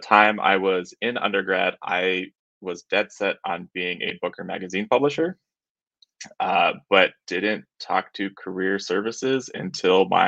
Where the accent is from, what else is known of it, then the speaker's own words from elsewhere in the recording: Colorado, United States; I ended up moving back to my hometown in Colorado